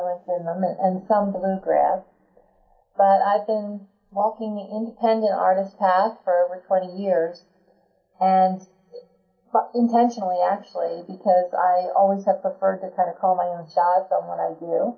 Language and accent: English; Philadelphia, Pennsylvania, United States; I grew up in the Philadelphia area